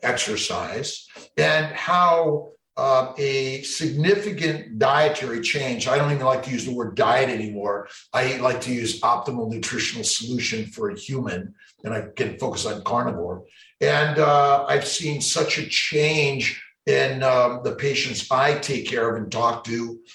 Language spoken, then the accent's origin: English; Los Angeles, California, United States; now in Syracuse, United States; I'm a kid from Los Angeles, grew up there